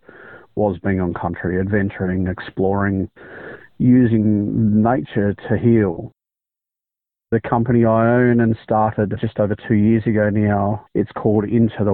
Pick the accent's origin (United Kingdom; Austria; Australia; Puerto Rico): Australia; Biripi and Warramai country, New South Wales; I am born and bred on Biripi and Warramai country